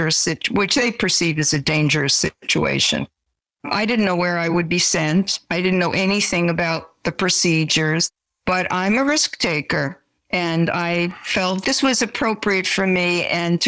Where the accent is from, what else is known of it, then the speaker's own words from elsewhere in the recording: New York City, New York, United States; moved away as an adult; now in Santa Clara County, United States; I am a New Yorker, because I grew up in that area, because I went to college in New York